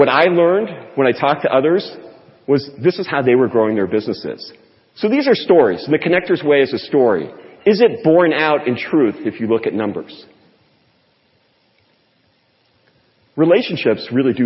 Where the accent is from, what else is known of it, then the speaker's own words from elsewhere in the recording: Portland, Oregon, United States; also born or lived in California; my hometown of Portland, Oregon